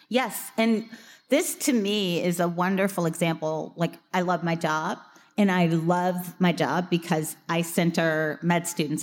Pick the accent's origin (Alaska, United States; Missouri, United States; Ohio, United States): Missouri, United States; my home state of Missouri